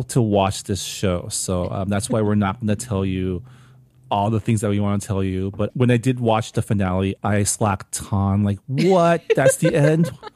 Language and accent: English; Canada; now in United States; as a Canadian